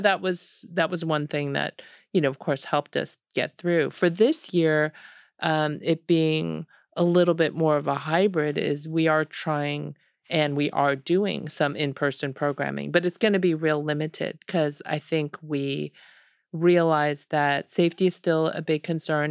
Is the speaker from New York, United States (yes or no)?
yes; Buffalo, New York, United States; moved away as an adult; also born or lived in Seoul, South Korea / Ann Arbor, Michigan / Delaware; now in Austin, United States; I grew up in Buffalo.